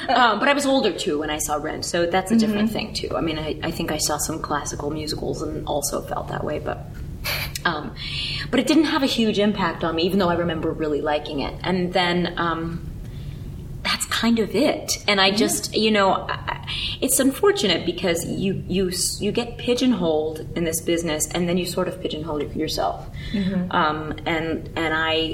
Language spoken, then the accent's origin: English; New York, United States; I grew up here in New York